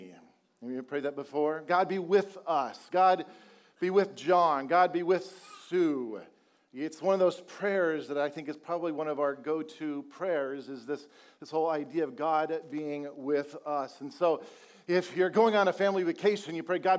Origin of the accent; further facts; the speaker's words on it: Colorado, United States; now in Texas, United States; I'm originally from Colorado